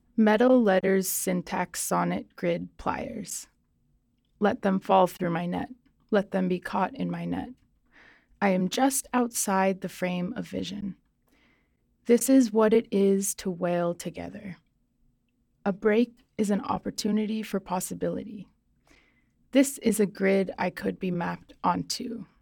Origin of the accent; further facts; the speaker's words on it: Nova Scotia, Canada; also born or lived in southern Mexico; now in British Columbia, Canada; I grew up in Nova Scotia, actually, in, like, a really rural place and then grew up kind of between there and southern Mexico, and now I've been in B C for, like, eight years.